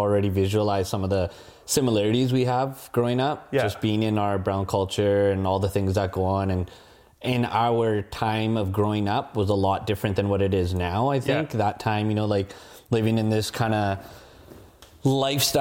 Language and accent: English; Abbotsford, British Columbia, Canada; also born or lived in Vancouver / Richmond / India / Kelowna; went to school here in Abbotsford, was raised around here